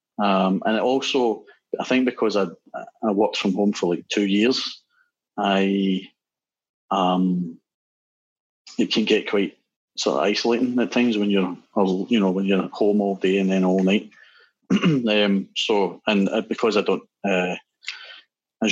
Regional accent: Glasgow, Scotland, United Kingdom; from Glasgow

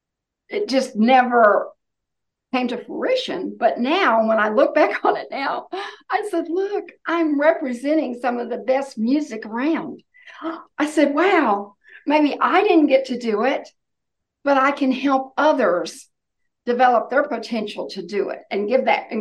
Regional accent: Oklahoma, United States; now in North Carolina, United States; I grew up in Oklahoma

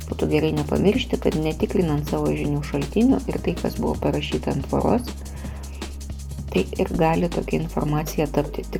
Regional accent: Lithuania

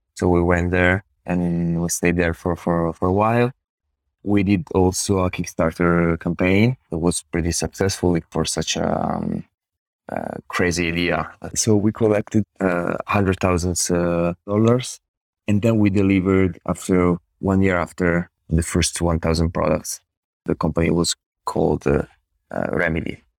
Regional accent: Italy; now in Turin, Italy; I went, I went, of course, to college here in Italy

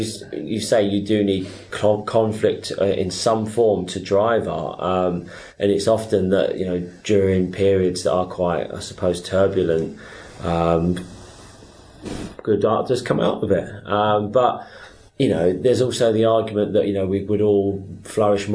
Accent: London, United Kingdom; now in Brighton, United Kingdom; I grew up in London.

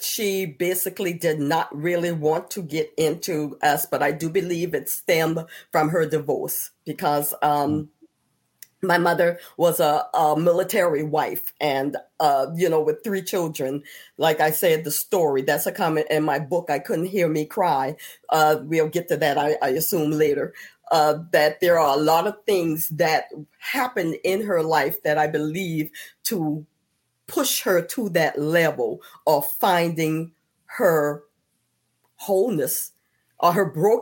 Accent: Johns Island, South Carolina, United States; born or raised there; also born or lived in Columbia, South Carolina

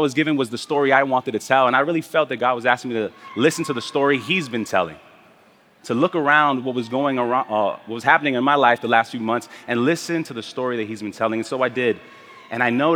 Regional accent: New York City, New York, United States; also born or lived in Spanish Harlem, New York; My family and I moved to Brooklyn from Spanish Harlem when I was 5 years old. And I grew up in the Midwood Flatbush neighborhood of Brooklyn

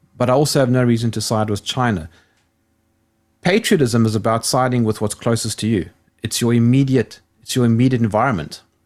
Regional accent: South Africa; I'm South African

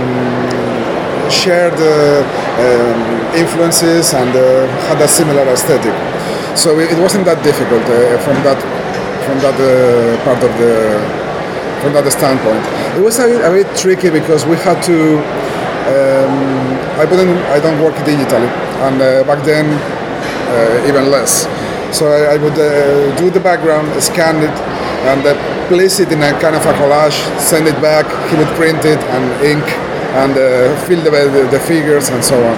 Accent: Asturias, Spain; English is a second language; in my hometown. I am from Asturias in the north and to the left of Spain.

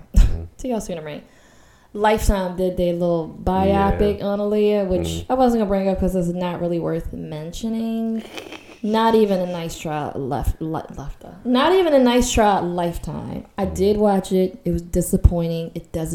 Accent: Baltimore, Maryland, United States; I grew up in Baltimore hood

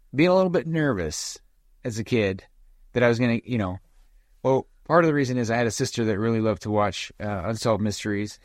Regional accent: Nephi, Utah, United States; as a kid growing up in Nephi

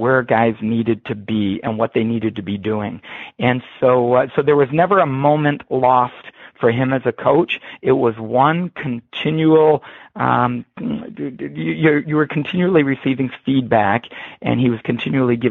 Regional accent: Harrow, Ontario, Canada; also born or lived in Waterloo, Ontario; I grew up just across the border from Detroit, Michigan, in the small town of Harrow, Ontario, Canada.

